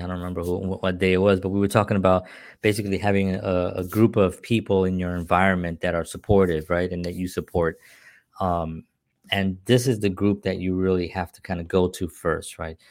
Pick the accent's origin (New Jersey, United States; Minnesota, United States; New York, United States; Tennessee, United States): New York, United States; New York City; growing up in the South Bronx, uh, in the welfare system